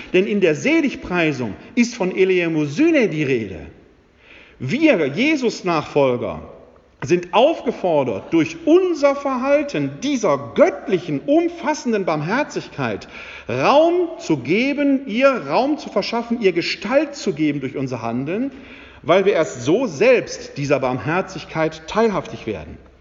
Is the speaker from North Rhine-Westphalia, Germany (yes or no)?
yes; Essen, North Rhine-Westphalia, Germany; moved away; also born or lived in Wuppertal / Bochum / Munich / Bonn; Ich äh, bin gebürtig aus dem Ruhrgebiet, aus der Stadt Essen. Das hört man mir ab und zu noch